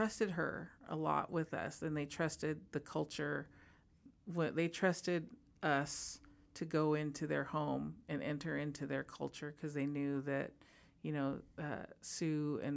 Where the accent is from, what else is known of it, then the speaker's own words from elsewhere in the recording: White Center, Washington, United States; people who grew up here like us